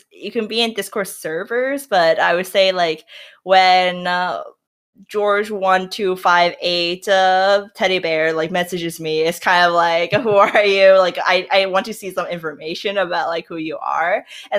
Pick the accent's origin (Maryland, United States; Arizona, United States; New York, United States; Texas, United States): New York, United States; now in Minnesota, United States; Like, I come from New York, so I'm just like, New York has everything in the city.